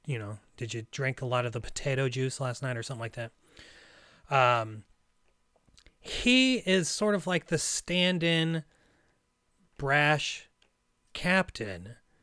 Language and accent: English; Russia; You know, I have, you know, Russian relatives. I'm from Russia. I have a Russian name. I eat Russian food. I go to a Russian church, but that's it.